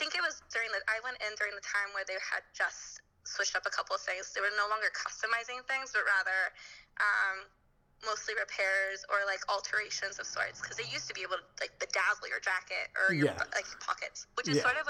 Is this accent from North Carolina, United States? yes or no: no; Antioch, California, United States; now in Alameda, United States; everybody says like we're in the Bay Area, but I grew up 30 miles or so from San Francisco itself in this little shithole called Antioch.